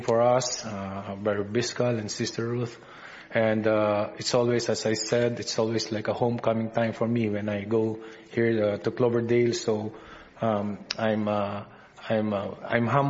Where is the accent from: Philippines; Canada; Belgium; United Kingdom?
Philippines; accent: Filipino English; my Filipino English accent